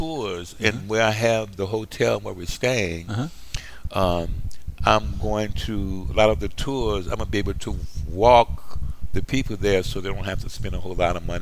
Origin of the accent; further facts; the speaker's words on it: New Orleans, Louisiana, United States; moved away; I'm from New Orleans